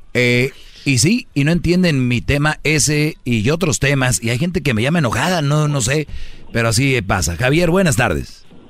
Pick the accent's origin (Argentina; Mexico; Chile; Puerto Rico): Mexico; northern Mexico; Soy de, del norte